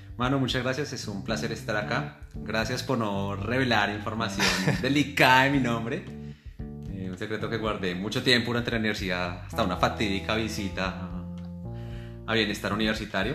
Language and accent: Spanish; Tunja, Boyacá, Colombia; siempre he estado orgulloso de mi ascendencia, del lugar donde nací y crecí, donde fui educado. Entonces, que siempre cuando me preguntan, yo siempre he dicho que, pues, que soy de Tunja, que soy de Boyacá